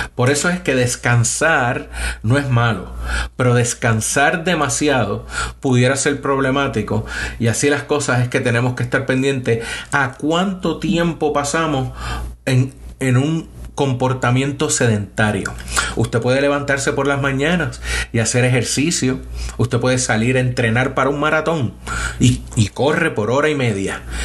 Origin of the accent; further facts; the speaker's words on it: San Juan, Puerto Rico; moved away as an adult; also born or lived in Boston, United States / Michigan, United States; now in Huntsville, United States; soy nacido y criado en Puerto Rico. Eh, me crié en una zona del área metropolitana de Puerto Rico de San Juan, en Río Piedras